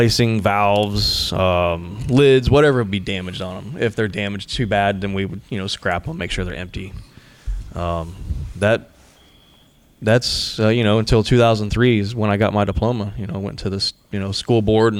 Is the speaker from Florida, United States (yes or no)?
yes; Chiefland, Florida, United States; moved away; also born or lived in Gainesville, Florida; Central Florida, born and raised. I was born in Gainesville. I grew up in a little town called Chieflin, Florida.